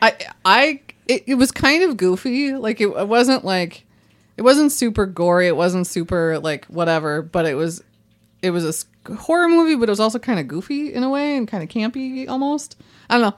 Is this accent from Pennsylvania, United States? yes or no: no; White Bear Lake, Minnesota, United States; growing up in White Bear Lake